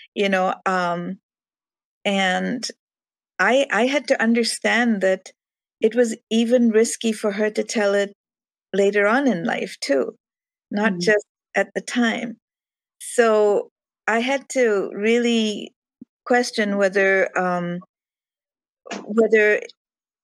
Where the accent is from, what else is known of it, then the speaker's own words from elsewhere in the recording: India; moved away; growing up in India